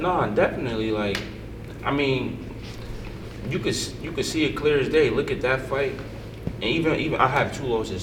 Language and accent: English; Paterson, New Jersey, United States; I grew up in Patterson, my mother and my sister.